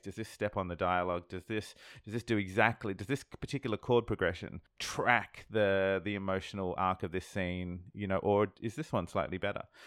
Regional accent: Sydney, New South Wales, Australia; I'm from Sydney, Australia. I'm from the other side of the world

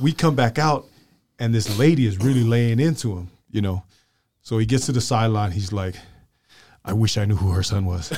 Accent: Glendale, United States; I was from Glendale

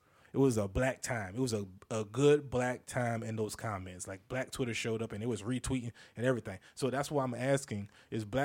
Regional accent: the South, United States; I'm from the South

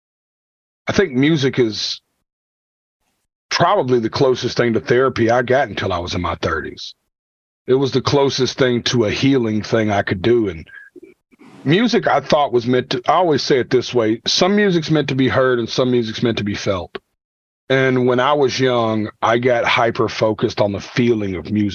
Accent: Nashville, Tennessee, United States; I'm from Nashville, Tennessee.

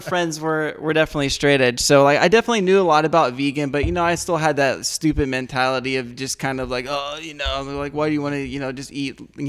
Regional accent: Columbus, Ohio, United States; I am from Columbus, yes.

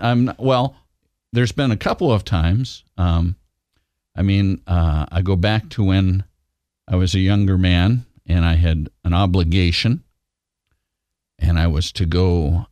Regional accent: Washington, United States; this island I grew up on in Washington state

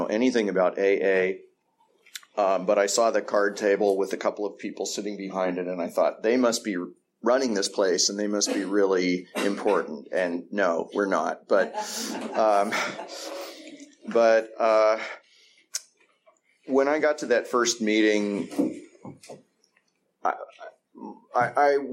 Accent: East Bay, California, United States; I grew up here in the East Bay.

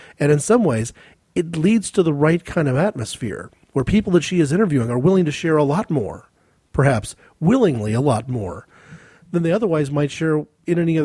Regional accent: United States; as an American

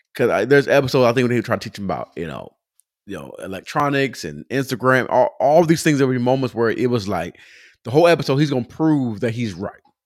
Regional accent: Pomona, California, United States; now in Atlanta, United States; I'm Pomona growing up

